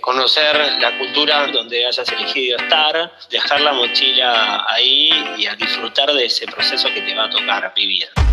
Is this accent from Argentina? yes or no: yes; Argentina; moved away as an adult; now in Lima, Peru; me fui, no, fui eligiendo no volver